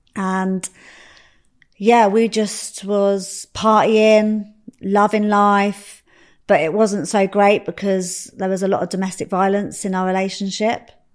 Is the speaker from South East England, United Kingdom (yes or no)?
yes; Slough, South East England, United Kingdom; also born or lived in Reading; I grew up in Slough, um, same as Dwayne. I grew up in Slough.